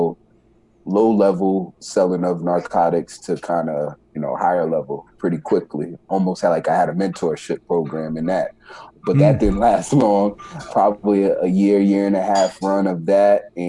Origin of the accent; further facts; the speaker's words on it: New York City, New York, United States; I was born in the Bronx, New York. At a young age, my father passed away when I was around 9 years old, nine years old. From that point, we moved from New York City to upstate New York